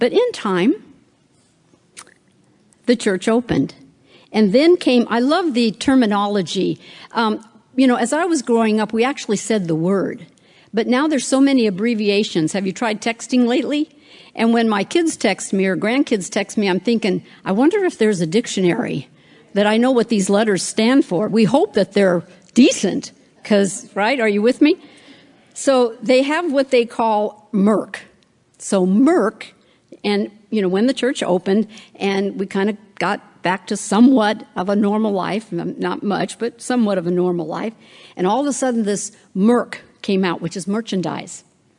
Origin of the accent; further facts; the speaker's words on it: West Coast, United States; Now, I don't know, I'm from the West Coast. I know you're here in the East Coast